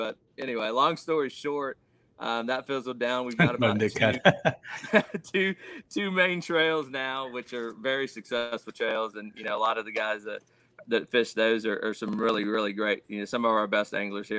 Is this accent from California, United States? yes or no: no; Austin, Texas, United States; I'm originally from the Austin area, Austin, Texas area.